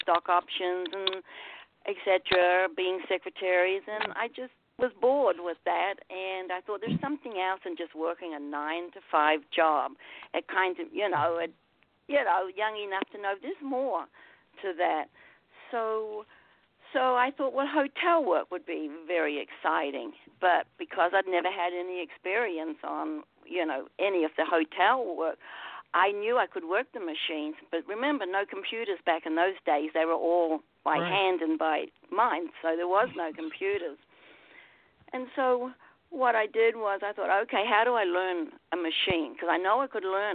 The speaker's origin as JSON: {"language": "English", "country": "New Zealand", "tie": "born or raised there", "said": "I grew up in New Zealand."}